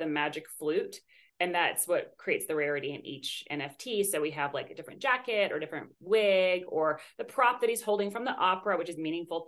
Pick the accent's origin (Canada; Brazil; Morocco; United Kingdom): Canada; moved away as an adult; now in United States; I'm from Canada originally, and I'm a dual citizen with Canada and Greece, but I've been in the States the last couple of years.